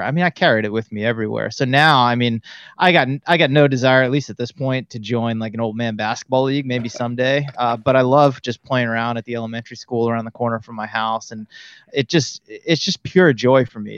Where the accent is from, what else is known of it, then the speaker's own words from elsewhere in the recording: Auburn, Massachusetts, United States; moved away as an adult; now in California, United States; I was born and raised in Central Massachusetts, a little town called Auburn